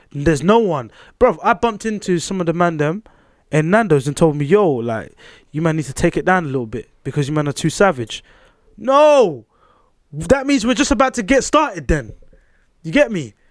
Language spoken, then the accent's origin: English; Queens, New York, United States; Queens. I'm from Queens for a reason.